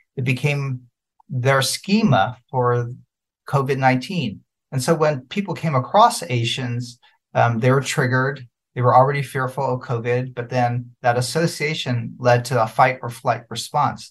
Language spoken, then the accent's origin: English; United States; an American citizen who's fifth generation